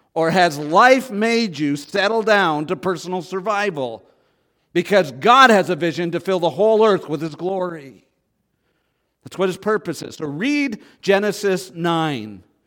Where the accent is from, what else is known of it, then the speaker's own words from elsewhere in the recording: Canada; I grew up in Canada.